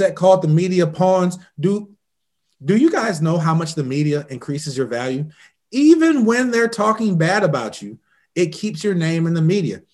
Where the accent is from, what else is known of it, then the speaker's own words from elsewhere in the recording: Indiana, United States; I'm from Indiana